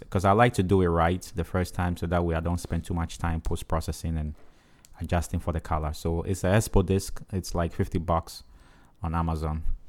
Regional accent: Ghana; accent: African; moved away; I'm from Ghana, right, West Africa

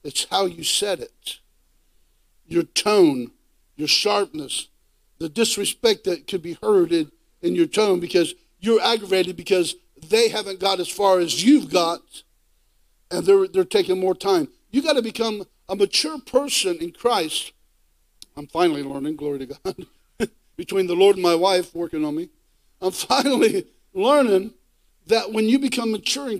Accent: Ohio, United States; I'm from Ohio in the United States

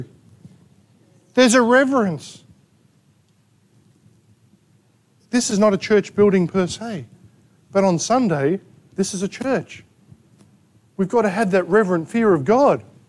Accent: Australia; We're Australian.

